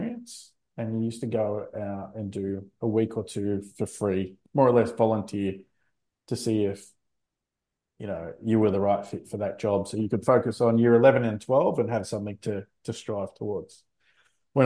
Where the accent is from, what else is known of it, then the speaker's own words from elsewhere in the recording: Sydney, New South Wales, Australia; also born or lived in Central Coast; I grew up not far from your office in Castle Hill, around the corner from Bella Vista